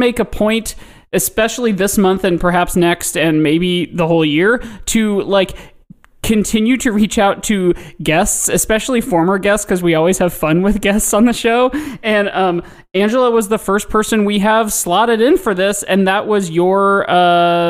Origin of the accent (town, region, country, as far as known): United States